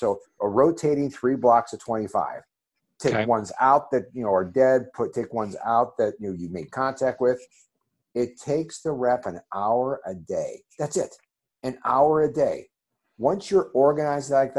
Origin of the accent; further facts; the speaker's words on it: Ohio, United States; I'm from Ohio.